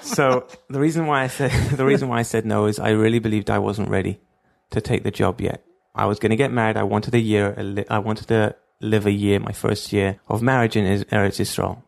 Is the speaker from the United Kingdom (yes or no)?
yes; London, United Kingdom; moved away as an adult; now in Israel; I grew up in Stamford Hill